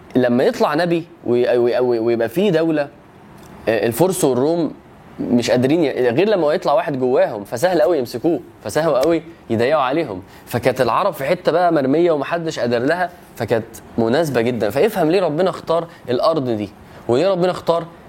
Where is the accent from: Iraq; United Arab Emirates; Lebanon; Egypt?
Egypt; وانا مصري